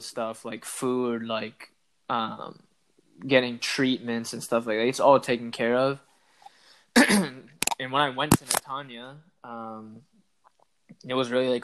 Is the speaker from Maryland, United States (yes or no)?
yes; Maryland, United States; moved away as an adult; now in Israel; I'm originally from Maryland in the United States.